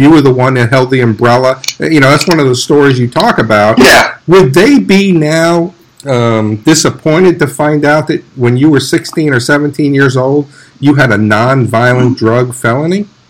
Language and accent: English; New York City, New York, United States; I grew up in New York City